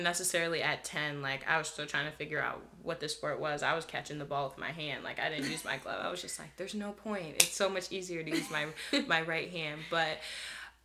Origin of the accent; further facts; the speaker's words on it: Delaware County, Pennsylvania, United States; I'm from Delaware County, Pennsylvania